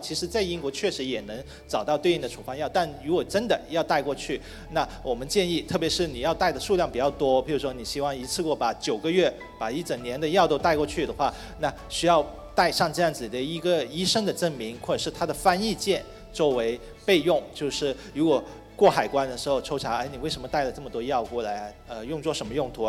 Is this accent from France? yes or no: no; Guangdong, China; 其实跟我们南方中国的南方啊，不是我广东人的南方啊